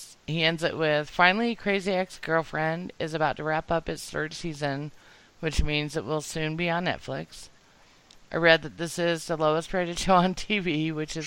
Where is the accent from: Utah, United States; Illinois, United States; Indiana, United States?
Utah, United States; us growing up in Utah